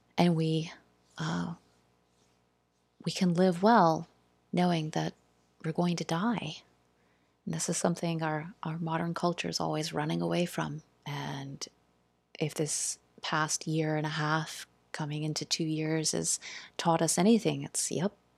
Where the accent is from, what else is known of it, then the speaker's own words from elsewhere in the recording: South Carolina, United States; We we grew up in South Carolina and lived uh, on the mill hill